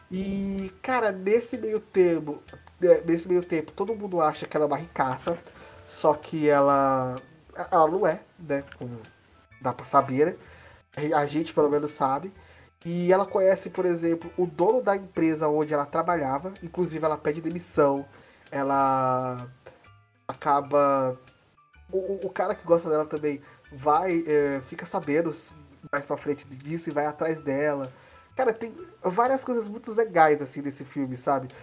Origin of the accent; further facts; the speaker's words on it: Brazil; a gente é brasileiro, ou como eu, eu estava citando antes de começar esse podcast, latino-americano